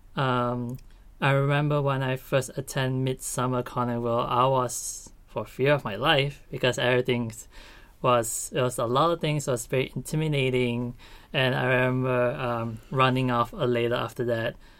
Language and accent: English; Malaysia; moved away as an adult; now in Australia; I'm from Malaysia and I'm currently studying my Master's